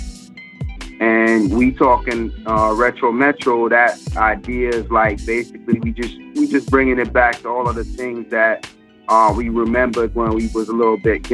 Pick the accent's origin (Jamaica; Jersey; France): Jamaica; we all from Jamaica, man. Like, …'s really Jamaican. I'm really Jamaican